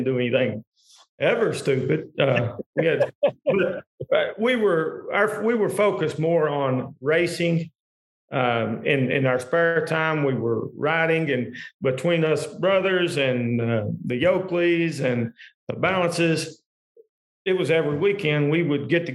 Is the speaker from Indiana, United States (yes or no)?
no; Tompkinsville, Kentucky, United States; moved away as an adult; now in Bowling Green, United States; I grew up an hour from here. We stress our eyes, I guess, in Monroe County